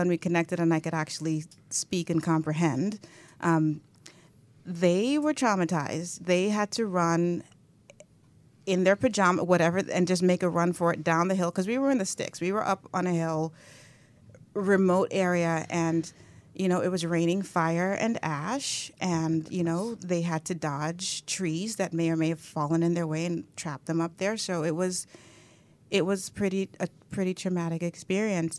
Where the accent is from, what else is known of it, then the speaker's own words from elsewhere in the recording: New York City, New York, United States; I grew up in Brooklyn, born and raised in Brooklyn.